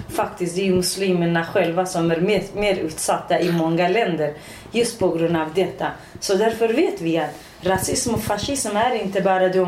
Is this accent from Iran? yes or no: yes; Iranian Kurdistan, Iran; Swedish is a second language; also born or lived in Västerås, Sweden; now in Sweden; Ja, Kurdistan, Iran.